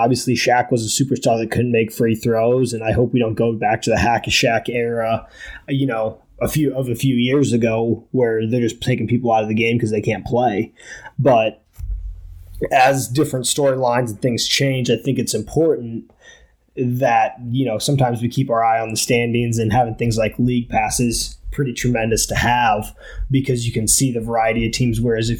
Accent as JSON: {"language": "English", "region": "Iowa", "country": "United States", "moved": "as an adult", "lives_now": "Portland, United States", "said": "I'm originally from Iowa. I've been living in Portland for 6 years"}